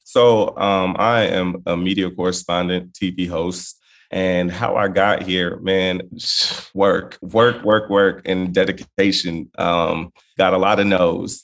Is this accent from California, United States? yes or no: yes; Inglewood, California, United States; I was born in Inglewood